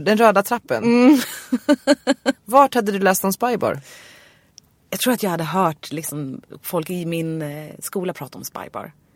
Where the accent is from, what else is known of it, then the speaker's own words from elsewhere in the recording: Nynäshamn, Stockholm County, Sweden; jag var ju från Nynäshamn